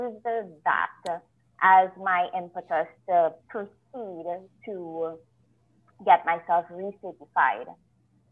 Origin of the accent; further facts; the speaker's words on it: Trinidad & Tobago; moved away as an adult; also born or lived in Greater Toronto Area, Canada; now in Canada; I'm originally from Trinidad and Tobago. That's where I grew up. That's where I went to school.